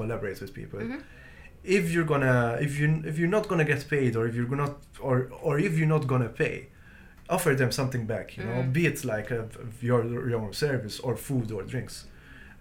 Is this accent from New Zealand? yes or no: no; Malta; moved away as an adult; now in Seoul, South Korea; back in my home country